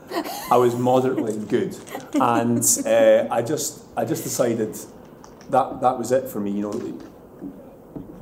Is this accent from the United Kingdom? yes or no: yes; Bo'ness, Scotland, United Kingdom; I grew up in Bowness, it's a town outside of Edinburgh